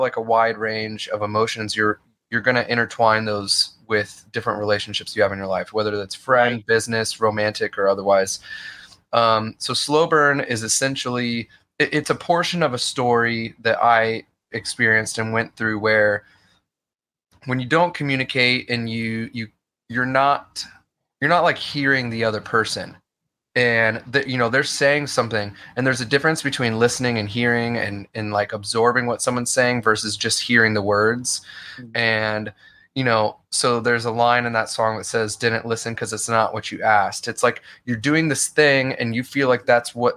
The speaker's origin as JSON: {"language": "English", "region": "Midwest", "country": "United States", "tie": "born or raised there", "said": "I grew up in the Midwest."}